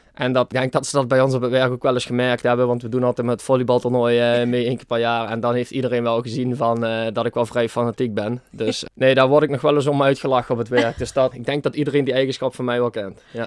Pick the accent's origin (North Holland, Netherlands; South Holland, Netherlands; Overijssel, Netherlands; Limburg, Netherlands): Limburg, Netherlands; Baarlo; ik kom uit Barlo.